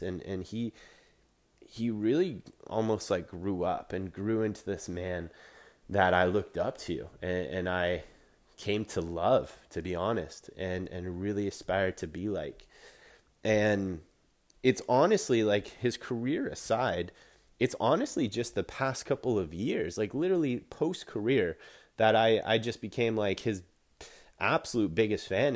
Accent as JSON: {"language": "English", "country": "Canada", "said": "I'm a Canadian boy"}